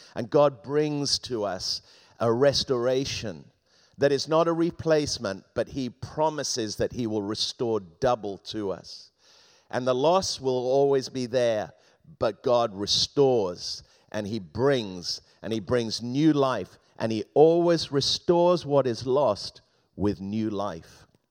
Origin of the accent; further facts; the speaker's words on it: Thames Valley, Oxfordshire, South East England, United Kingdom; moved away; I grew up in the Thames Valley in Oxfordshire, about fifteen miles from Oxford.